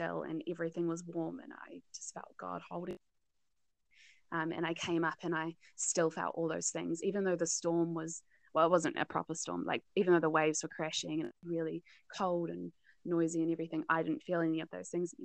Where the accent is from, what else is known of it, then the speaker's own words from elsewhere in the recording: North Island, New Zealand; also born or lived in South Island, New Zealand; I'm from the North Island